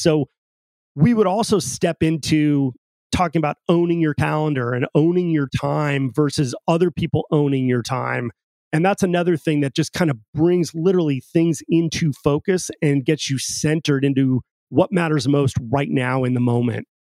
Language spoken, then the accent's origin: English; Pacifica, California, United States; I grew up in Pacifica, California, right on the coast uh, in Northern California